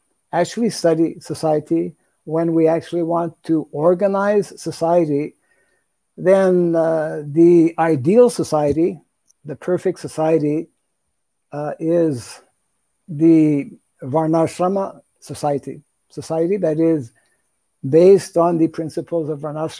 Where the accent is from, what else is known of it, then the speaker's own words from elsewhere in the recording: Canada; moved away; I'm originally from Canada